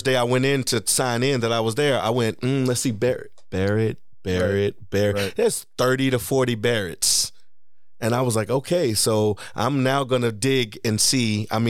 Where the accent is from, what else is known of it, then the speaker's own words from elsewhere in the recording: Dublin, Leinster, Ireland; And I would say I'm from the west side of Dublin.